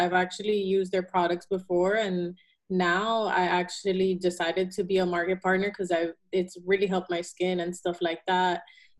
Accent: Miami, Florida, United States; also born or lived in Caracas, Venezuela; Yeah, so I was born in Caracas, Venezuela. I moved to Miami when I was 3, and I lived there the whole time of my life.

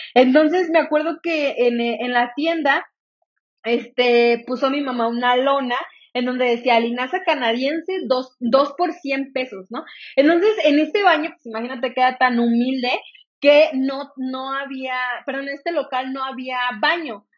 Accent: Salamanca, Guanajuato, Mexico; also born or lived in Irapuato, Guanajuato; yo nací soy de, de Irapuato, Guanajuato, para los que me conozcan, a, lo mejor ya saben, para los que no, pues soy de, de Irapuato, Guanajuato, eh, crecí en el estado de Guanajuato, a los tres años me mudé a Salamanca

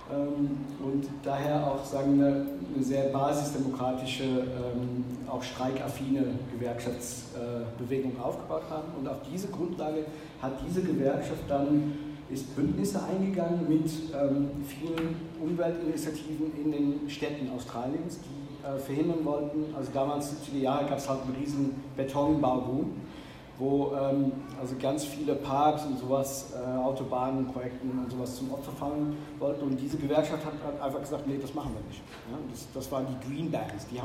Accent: North Rhine-Westphalia, Germany; in Nordrhein-Westfalen, wo ich herkomme

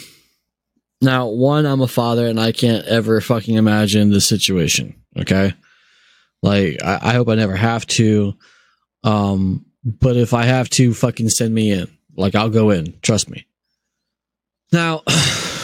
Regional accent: United States; I'm German by heritage, but I'm American by birth

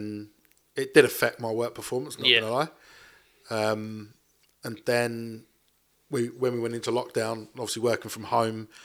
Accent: Rainham, South East England, United Kingdom; also born or lived in Chatham; Raynham, Medway, Parkwood boy, from young.

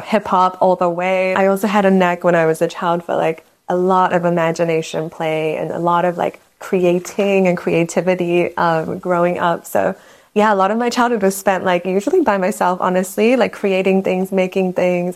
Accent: New Zealand; also born or lived in Myanmar; I'm from Myanmar originally, from Burma, as some people know it. Um, but I grew up in New Zealand, so spent most of my childhood between the two countries. I moved there when I was like five or six years old

